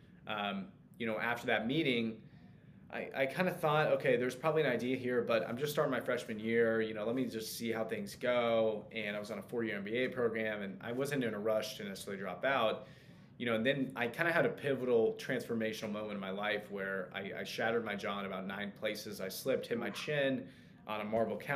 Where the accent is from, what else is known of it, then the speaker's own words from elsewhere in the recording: Kansas City, United States; also born or lived in Lawrence, Kansas; my hometown in Kansas City